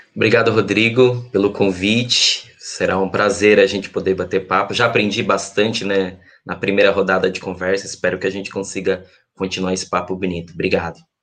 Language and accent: Portuguese; Santo Antônio da Itinga, Brazil; moved away; Santo Antônio da Intinga, que é o lugar, o povoado onde eu nasci, com seus incríveis 231 habitantes